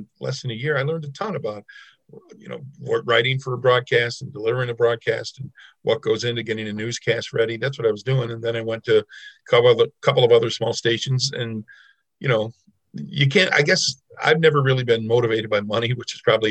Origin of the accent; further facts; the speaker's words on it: Lockport, New York, United States; also born or lived in Syracuse; I did a little radio work in my hometown in Lockport as a high school student